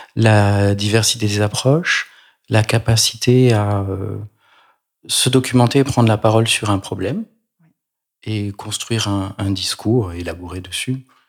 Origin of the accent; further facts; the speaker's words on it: Provence-Alpes-Côte d'Azur, France; Je suis provençal, comme mon nom l'indique peut-être